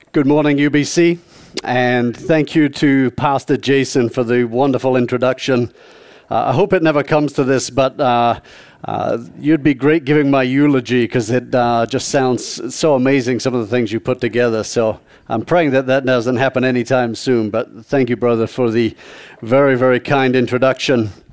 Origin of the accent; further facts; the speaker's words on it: South East England, United Kingdom; moved away; I was born and raised uh, in the southeast of England